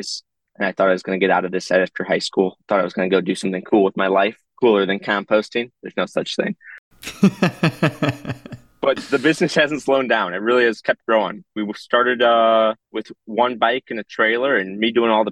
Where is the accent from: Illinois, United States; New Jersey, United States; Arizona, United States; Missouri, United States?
Illinois, United States; Chicago; I grew up composting in Lincoln Square because that's how my parents raised me